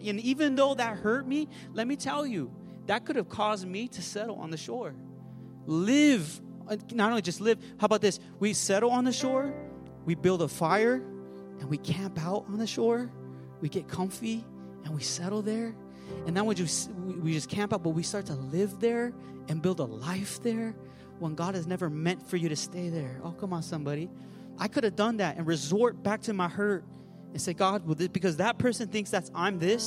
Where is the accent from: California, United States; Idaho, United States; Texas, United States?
California, United States; Pomona; where I'm from, the San Gabriel Valley. I was raised in Pomona